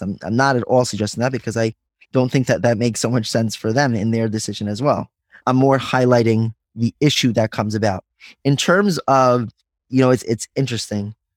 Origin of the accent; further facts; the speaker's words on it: Five Towns, New York, United States; I grew up in the Five Towns